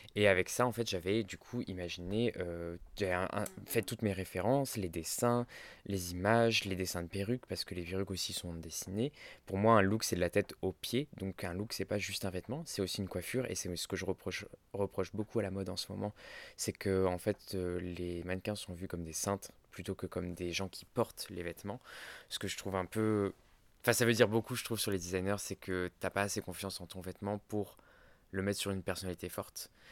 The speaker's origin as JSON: {"language": "French", "area": "Ardèche", "region": "Auvergne-Rhône-Alpes", "country": "France", "tie": "born or raised there", "said": "J'ai grandi en Ardèche"}